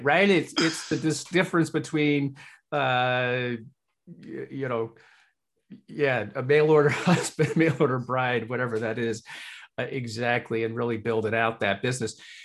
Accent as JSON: {"language": "English", "town": "Hull", "region": "Yorkshire and the Humber", "country": "United Kingdom", "tie": "born or raised there", "moved": "yes", "said": "it reminds me of my home country as well. I was born in Hull, uh, England, Yorkshire."}